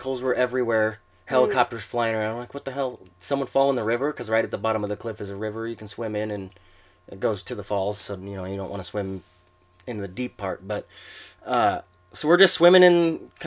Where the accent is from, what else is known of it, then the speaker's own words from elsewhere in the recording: Pacific Northwest, United States; I grew up in the Pacific Northwest